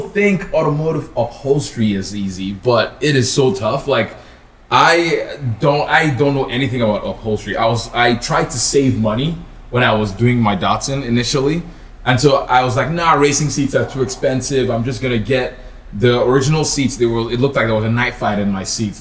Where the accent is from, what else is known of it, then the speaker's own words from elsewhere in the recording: Nigeria; moved away; I'm originally from Nigeria